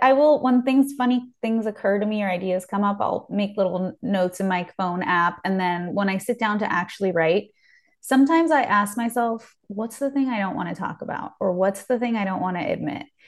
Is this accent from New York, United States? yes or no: no; Beverly Hills, California, United States; growing up in Beverly Hills